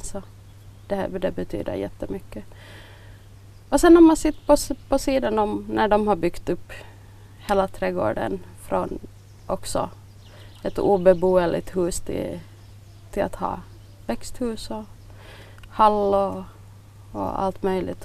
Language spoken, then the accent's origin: Swedish; Bromarv, Uusimaa, Finland; also born or lived in Överby / Ostrobothnia; jag är, jag är född i eh, Överby egentligen, där mamma och pappa var sån lärare. Och så flyttade de till Bromarv när jag var halvt år gammal. Så jag har nog nästan bott här hela, hela livet.